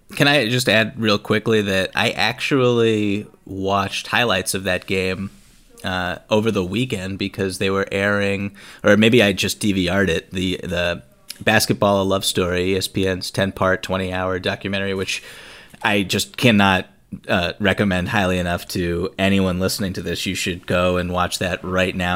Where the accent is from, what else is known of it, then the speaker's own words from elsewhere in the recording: Boston, Massachusetts, United States; growing up around Boston